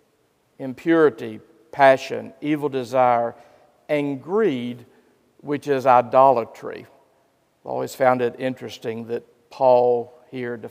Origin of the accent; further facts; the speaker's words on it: Gastonia, North Carolina, United States; In my hometown of Gastonia, North Carolina